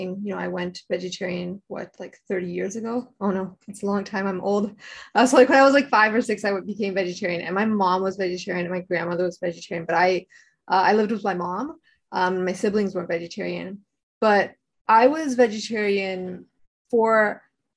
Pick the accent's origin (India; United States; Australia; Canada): Canada; Toronto, Ontario; I grew up in Scarborough and in like a really multicultural area.